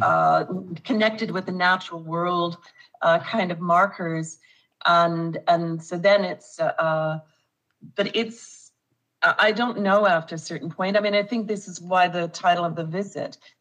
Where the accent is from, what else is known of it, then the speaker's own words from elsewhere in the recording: Winnipeg, Manitoba, Canada; when I was growing up in Winnipeg. Uh, or in Manitoba